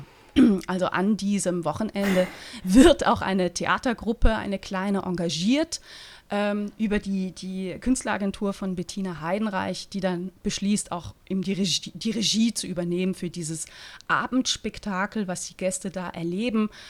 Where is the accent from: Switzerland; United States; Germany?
Switzerland; Als Schweizerin, die, ne, die mit dem Blick auf die Alpen aufgewachsen ist.